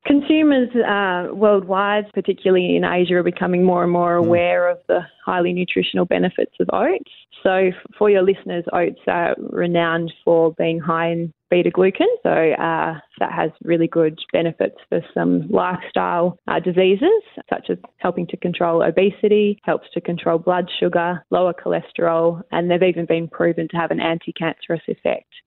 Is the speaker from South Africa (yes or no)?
no; York, Western Australia, Australia; also born or lived in Northam; I grew up in in York. Uh, went to school in York and sometime in, in Northam